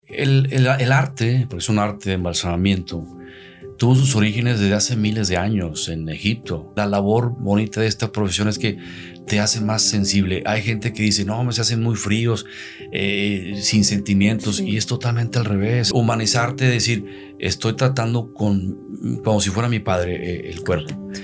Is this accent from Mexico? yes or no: yes; Santiago, Nuevo León, Mexico; also born or lived in Ciudad Acuña, Coahuila; puse otra funeraria en el municipio de Santiago, donde es mi, mi tierra natal